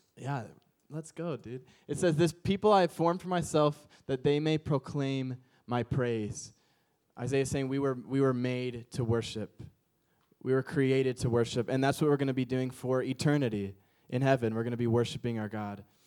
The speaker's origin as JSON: {"language": "English", "town": "St. Louis", "region": "Missouri", "country": "United States", "tie": "born or raised there", "also_born_or_lived": "Chicago, Illinois", "moved": "yes", "lives_now": "Orange County, United States", "said": "I'm from the Midwest area. Like, I grew up in Saint Louis and lived in Chicago."}